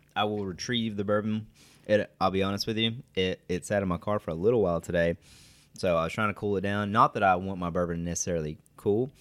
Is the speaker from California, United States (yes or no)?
no; West Liberty, Kentucky, United States; I'm from West Liberty, so it's a thirty-minute drive down the road